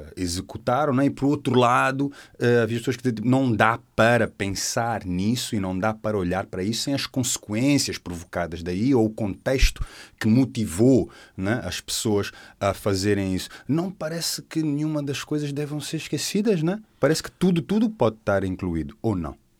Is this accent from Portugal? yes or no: yes; Portugal; somos portugueses